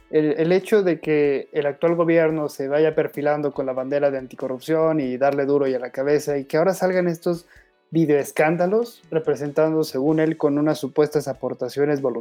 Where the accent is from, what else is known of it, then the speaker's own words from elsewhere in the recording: Mexico; Y a todo esto, ¿cuánto nos va a salir como mexicanos más o menos estas investigaciones?